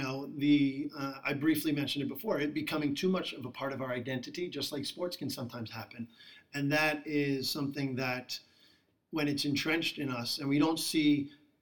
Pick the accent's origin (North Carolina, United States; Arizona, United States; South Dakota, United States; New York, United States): New York, United States; I'm from New York